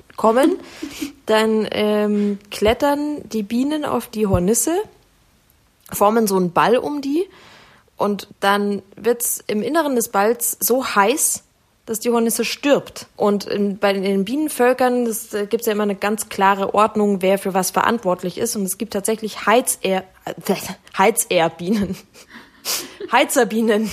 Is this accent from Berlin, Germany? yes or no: no; Munich, Bavaria, Germany; ich Münchner